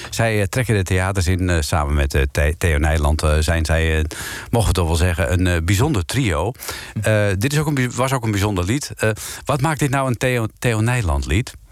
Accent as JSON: {"language": "Dutch", "town": "Bilthoven", "region": "Utrecht", "country": "Netherlands", "said": "Ik kom uit Beeldhoven."}